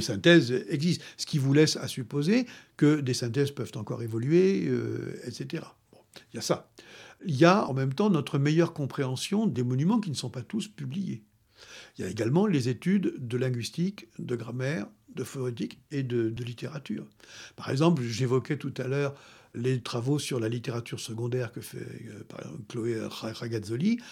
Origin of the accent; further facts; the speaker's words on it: France; je suis français